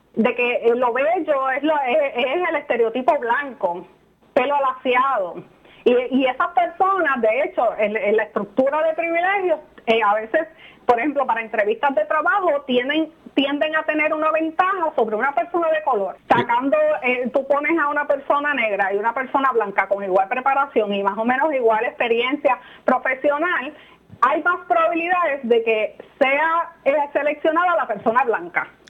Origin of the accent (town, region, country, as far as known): Puerto Rico